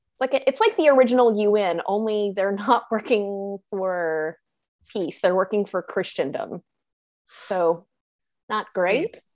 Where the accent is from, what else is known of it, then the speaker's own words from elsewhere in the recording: the South, United States; accent: Southern; I'm from the South